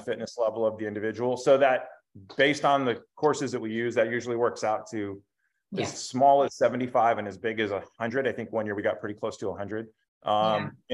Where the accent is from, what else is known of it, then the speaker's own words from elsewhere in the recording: Bakersfield, California, United States; also born or lived in Somalia; we moved back to Bakersfield. And yeah, I've lived here my whole life